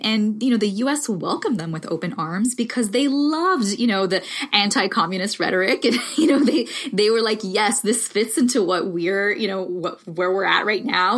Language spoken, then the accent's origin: English; Miami, Florida, United States; first language Spanish; English is a second language; moved away as an adult; also born or lived in the South (US); I'm Cuban American, originally from Miami